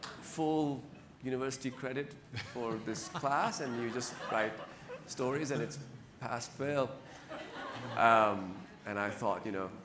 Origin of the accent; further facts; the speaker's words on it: California, United States; also born or lived in Lahore, Pakistan; I was born in Lahore in Pakistan, and I was a talkative kid. I spoke fluently by about the age of one. And at the age of three, we moved to California.